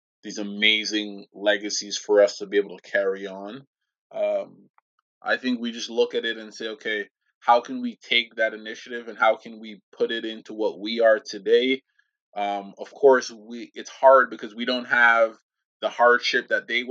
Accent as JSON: {"language": "English", "country": "Jamaica", "tie": "born or raised there", "moved": "yes", "said": "I grew up in Jamaica country"}